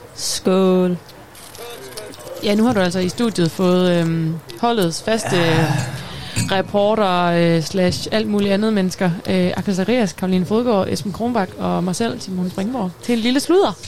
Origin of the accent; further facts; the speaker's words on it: North Jutland, north of the Limfjord, North Denmark Region, Denmark; moved away as an adult; also born or lived in Aarhus; jeg er jo gæv nordjyde, øh, født og opvokset nord for den dejlige Limfjord